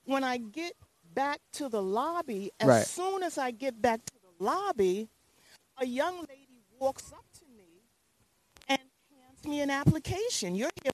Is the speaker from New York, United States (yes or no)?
yes; New York City, New York, United States; also born or lived in Raleigh, North Carolina / Atlanta; I live in the Bronx, but I grew up and I was born in New York City. I was born in Presbyterian Hospital, August 24th, 1952, 4:45 in the morning.